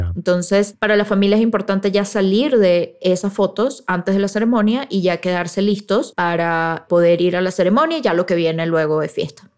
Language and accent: Spanish; Venezuela; nosotros los venezolanos